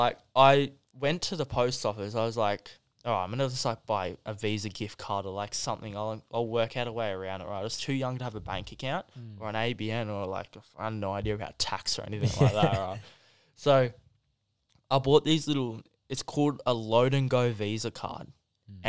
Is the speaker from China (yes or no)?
yes; China; Because I come from China. I didn't even know, right?